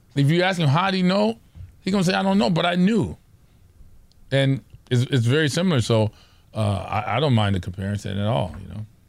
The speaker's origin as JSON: {"language": "English", "area": "Orange County", "region": "California", "country": "United States", "said": "we're from Orange County"}